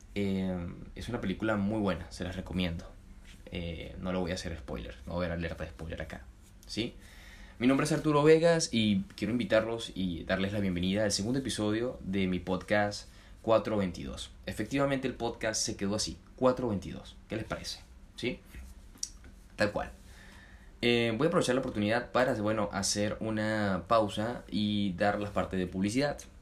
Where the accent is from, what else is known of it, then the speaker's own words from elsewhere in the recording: Puerto Cabello, Carabobo, Venezuela; aprendí en Venezuela, en mi ciudad natal, Puerto Cabello